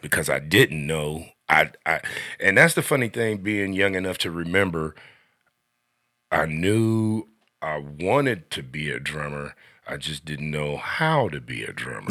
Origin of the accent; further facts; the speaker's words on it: Xenia, Ohio, United States; now in Sidney, Ohio, United States; I was born and raised in Xinyi, Ohio